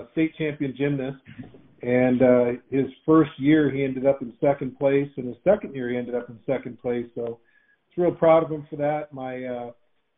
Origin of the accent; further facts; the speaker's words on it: Windsor, Ontario, Canada; moved away as an adult; now in United States; So I was born and raised in Windsor, Ontario in Canada.